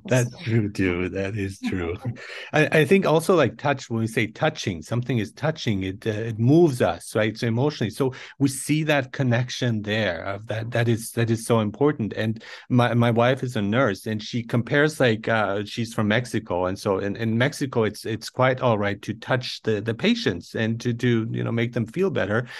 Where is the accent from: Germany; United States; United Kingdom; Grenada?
Germany; Nuremberg, Bavaria; also born or lived in Iran; I was born in Iran and I grew up in Germany